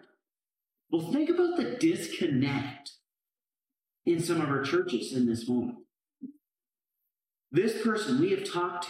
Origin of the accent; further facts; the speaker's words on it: Canada; moved away; I grew up in Canada